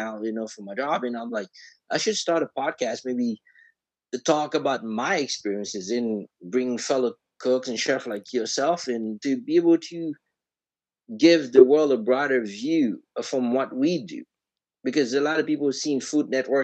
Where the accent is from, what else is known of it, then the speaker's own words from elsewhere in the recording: Miami, Florida, United States; moved away as an adult; now in New York, United States; I'm originally from Florida, Miami